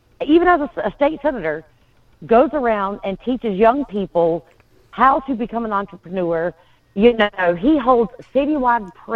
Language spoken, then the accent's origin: English; Florence, South Carolina, United States; moved away; coming back to my hometown after my husband's retirement